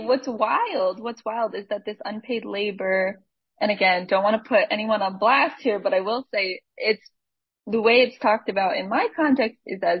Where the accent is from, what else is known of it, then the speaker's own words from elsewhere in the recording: Syracuse, New York, United States; I'm from upstate New York, Syracuse area. So I'm not from New York